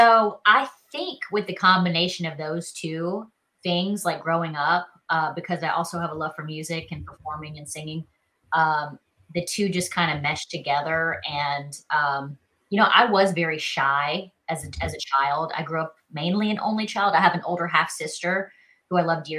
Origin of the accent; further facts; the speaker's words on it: Charleston, South Carolina, United States; accent: Southern; moved away as an adult; also born or lived in Los Angeles; now in Nashville, United States; I'm from Charleston, South Carolina. I'm kind of a hometown girl